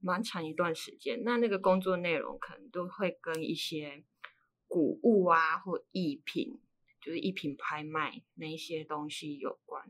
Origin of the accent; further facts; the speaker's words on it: Yunlin County, Taiwan; 我是云林人